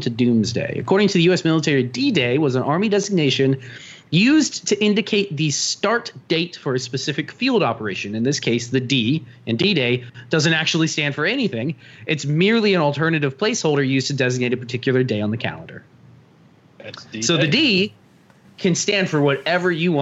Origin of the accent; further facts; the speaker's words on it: United States; Being American